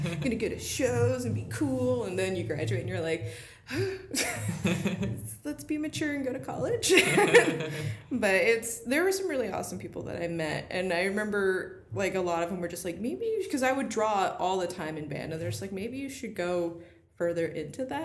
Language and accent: English; Rancho, California, United States; I feel like an alien out there sometimes, but it's home